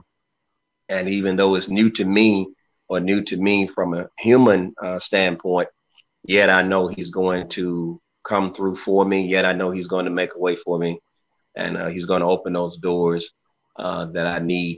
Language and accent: English; Clarksdale, Mississippi, United States; now in North Little Rock, United States; I'm originally from Mississippi, Clarksville, Mississippi, northern Mississippi